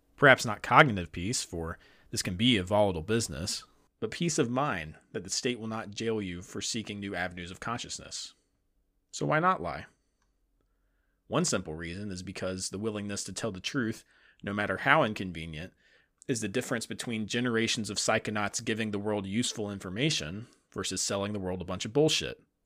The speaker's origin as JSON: {"language": "English", "region": "the South", "country": "United States", "said": "I'm a Southerner"}